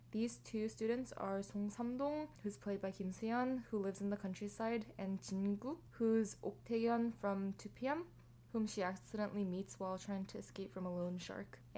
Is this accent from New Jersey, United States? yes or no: no; Los Angeles, California, United States; also born or lived in Texas; for me, I was born in America, in LA, in California. I've lived in America for 22 years now.